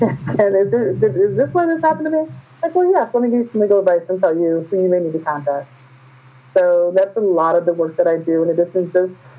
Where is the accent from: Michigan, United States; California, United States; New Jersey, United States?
Michigan, United States; Flint; I'm from Flint, Michigan.